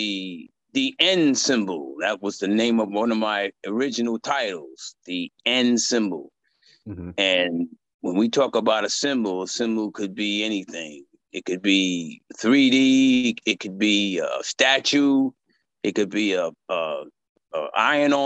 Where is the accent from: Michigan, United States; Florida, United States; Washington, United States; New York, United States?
New York, United States; moved away as an adult; now in California, United States; I'm from New York, lived there all my life. And I moved to Cali